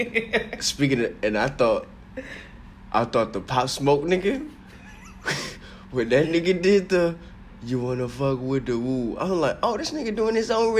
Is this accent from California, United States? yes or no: no; North Carolina, United States; He don't know what I'm from North Carolina, man.